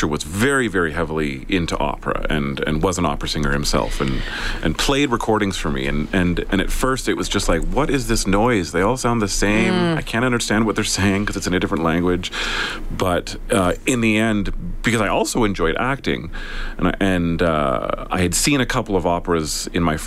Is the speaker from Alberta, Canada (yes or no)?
yes; Southern Alberta, Canada; also born or lived in Sherwood Park, Alberta; now in Edmonton, Canada; I was born in Southern Alberta. Okay. We've lived in Sherwood Park, Edmonton for quite a long time